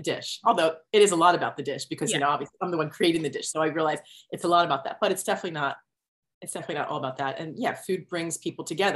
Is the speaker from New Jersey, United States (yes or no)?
yes; New Jersey, United States; now in New York City, United States; I grew up in South Jersey outside of Philadelphia